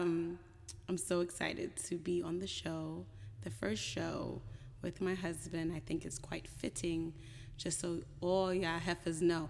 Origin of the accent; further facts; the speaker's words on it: Jamaica; I'm Jamaican